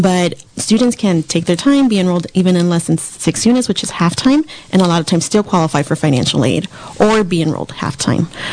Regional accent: Southern California, United States; moved away as an adult; also born or lived in Antelope Valley, California; now in Ukiah, United States; I'm actually from Southern California.

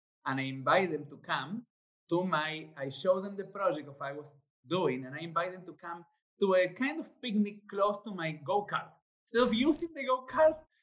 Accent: Argentina; English is a second language; moved away; I was born in Argentina.

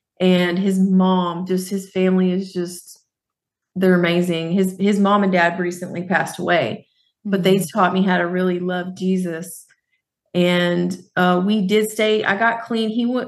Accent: Fort Worth, Texas, United States; I grew up in Fort Worth, Texas.

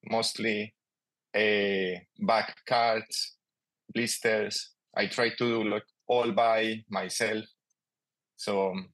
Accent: Colombia; English is a second language; moved away as an adult; also born or lived in Melbourne area, Australia; now in Australia; …, also known as … sometimes. Um, I'm originally from Colombia, and now I live in uh, the land of the Wurundjeri people.

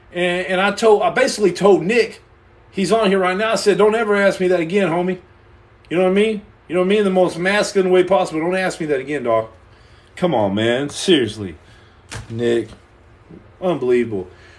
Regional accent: Canada; I'm Canadian.

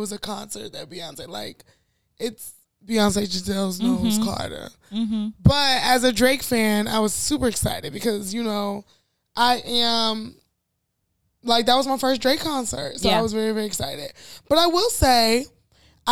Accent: Nigeria; being a Nigerian

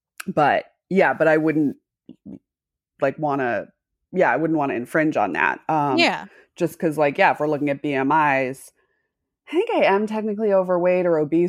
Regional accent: Massachusetts, United States; accent: Midwest; No, I'm from Massachusetts, but people ask me all the time because my accent sounds a little bit Midwest. I got rid of my Massachusetts accent and I just went hard and it became a little bit Midwest.

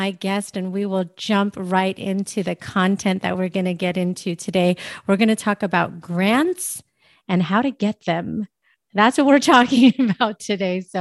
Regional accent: San Francisco, California, United States; now in Las Vegas, United States; So right now I'm in Las Vegas, Nevada, but I'm from the Bay Area. So you uh, spend some time there. That's really cool. I was born in San Francisco actually, and lived a little bit all over the place.

